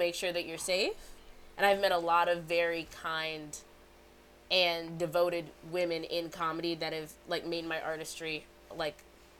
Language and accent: English; Aurora, Illinois, United States; moved away as an adult; now in Atlanta, United States; I'm from Aurora, Illinois.